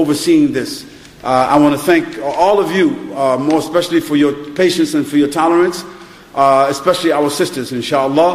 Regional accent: New York, United States; now in United Kingdom; I was born in Harlem, New York. So I know what drugs and prostitution is.

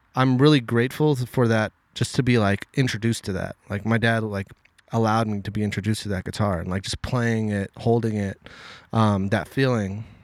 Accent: Los Angeles, California, United States; I grew up in Westchester, which is right next to the L A X airport.

